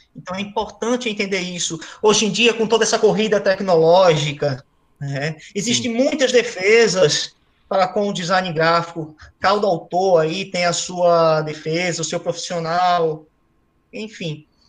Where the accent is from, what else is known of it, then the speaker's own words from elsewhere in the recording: Recife, Pernambuco, Brazil; moved away as an adult; now in São Paulo, Brazil; Sou recifense, raiz.